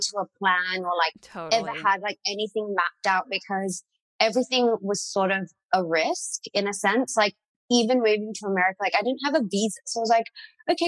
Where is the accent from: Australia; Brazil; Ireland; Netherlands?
Australia; Perth, Western Australia; born or raised there; moved away as an adult; also born or lived in Singapore; now in United States